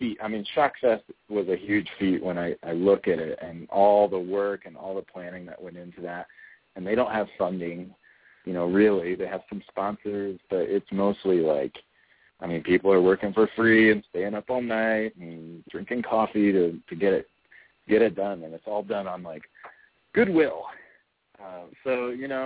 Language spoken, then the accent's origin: English; Springfield, Illinois, United States; I'm from Springfield, Illinois